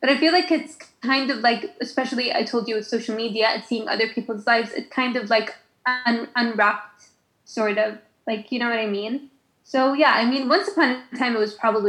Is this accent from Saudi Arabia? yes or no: yes; Khobar, Eastern Province, Saudi Arabia; moved away as an adult; also born or lived in United Arab Emirates; now in Sharjah, United Arab Emirates; I'm just a girl from Khobat.